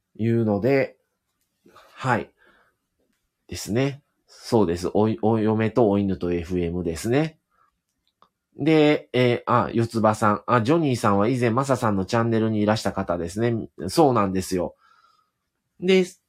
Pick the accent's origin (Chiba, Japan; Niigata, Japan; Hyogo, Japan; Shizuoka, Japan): Hyogo, Japan; accent: Kansai; 奥様も僕も一応兵庫県出身